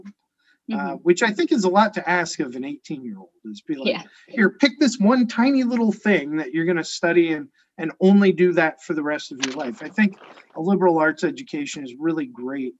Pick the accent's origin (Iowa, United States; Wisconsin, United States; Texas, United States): Iowa, United States; Cedar Rapids; I grew up in Cedar Rapids, Iowa